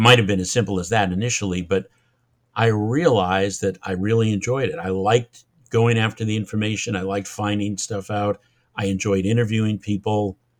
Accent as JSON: {"language": "English", "region": "Massachusetts", "country": "United States", "also_born_or_lived": "Long Island, New York", "accent": "Massachusetts", "moved": "as an adult", "said": "I'm from Massachusetts"}